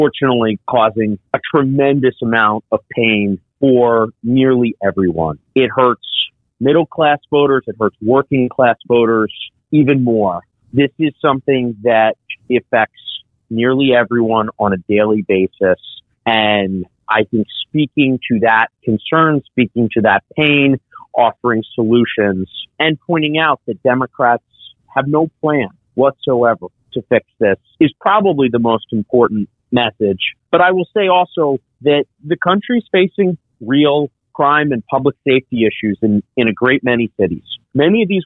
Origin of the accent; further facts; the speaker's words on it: Pennsylvania, United States; my home state of Pennsylvania, in Pittsburgh